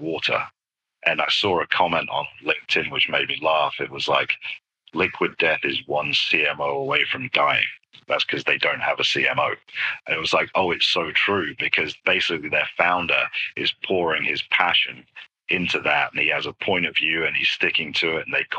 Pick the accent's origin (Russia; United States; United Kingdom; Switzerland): United Kingdom; moved away; being British